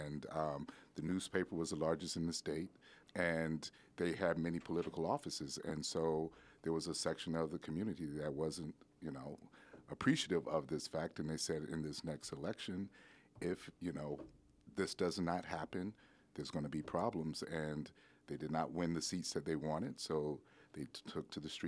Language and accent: English; Wilmington, North Carolina, United States; I was going to say, I'm from Wilmington, North Carolina